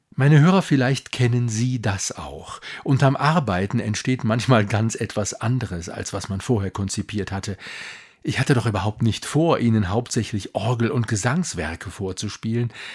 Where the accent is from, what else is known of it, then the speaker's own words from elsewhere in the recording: Duisburg, North Rhine-Westphalia, Germany; now in Munich, Germany; Erinnerungen an die Symphoniekonzerte meiner Jugend in der Mercatorhalle in Duisburg